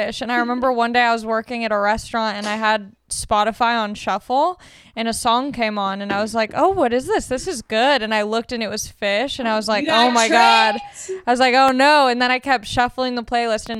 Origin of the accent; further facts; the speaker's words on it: Long Beach, California, United States; I'm from Long Beach